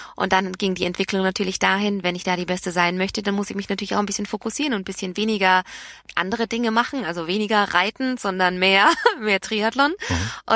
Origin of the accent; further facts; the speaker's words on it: Nuremberg, Bavaria, Germany; aufgewachsen, bin ich in Nürnberg